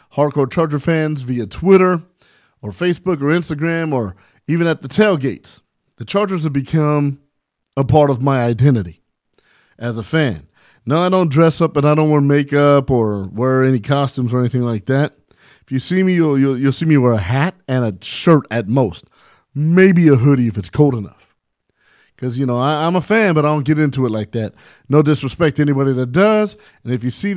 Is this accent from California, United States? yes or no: yes; San Bernardino, California, United States; I grew up in San Bernardino, California, and I grew up with not a lot of things material-wise.